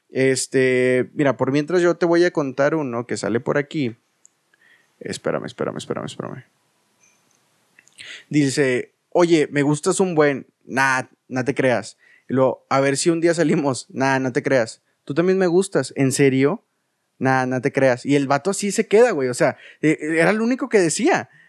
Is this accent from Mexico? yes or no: yes; Saltillo, Coahuila, Mexico; Eh, eres de Saltillo porque yo soy de Saltillo.